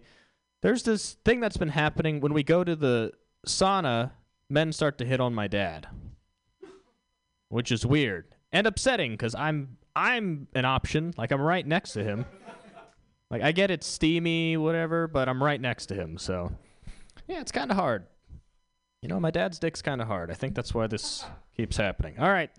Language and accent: English; Houston, Texas, United States; All right, I'm from Houston.